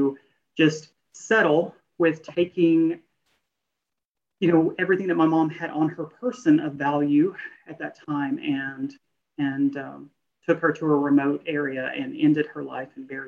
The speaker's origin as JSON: {"language": "English", "town": "Little Rock", "region": "Arkansas", "country": "United States", "said": "We are from the Little Rock, Arkansas area"}